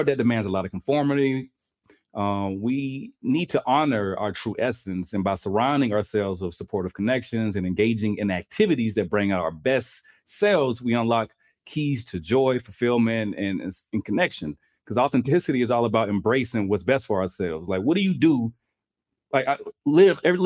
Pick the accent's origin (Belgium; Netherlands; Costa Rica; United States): United States; the South; moved away; I'm from the South